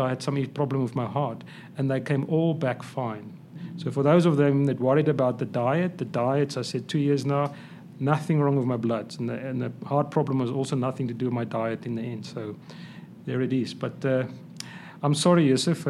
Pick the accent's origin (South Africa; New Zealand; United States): South Africa; I'm a South African, Afrikaans boy or guy